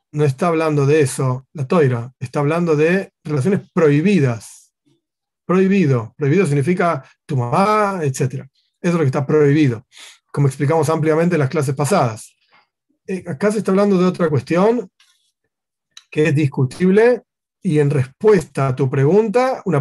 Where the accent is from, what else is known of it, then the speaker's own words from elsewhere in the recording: Argentina; yo soy, yo soy argentino y quiero conocer las leyes argentinas